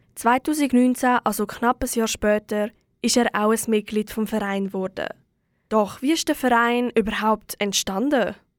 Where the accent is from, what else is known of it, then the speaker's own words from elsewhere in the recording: Aargau, Switzerland; bei uns im Aargau